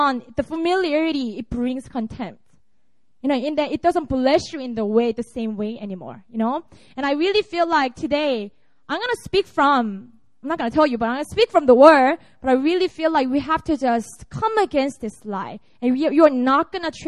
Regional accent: Busan, South Korea; moved away as an adult; also born or lived in Seoul; this is my hometown. I was born and raised in Busan, and I went to Seoul when I entered college.

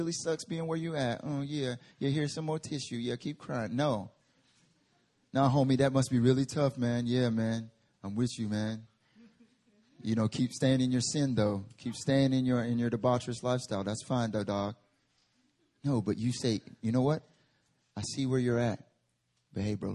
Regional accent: Southeastern United States, United States; moved away as an adult; now in South Korea; I grew up in the South, Southern United States, Southeastern United States

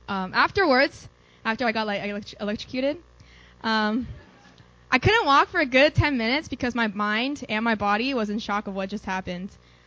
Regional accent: Dallas, Texas, United States; I'm from Dallas, and I'm a sophomore at EWA.

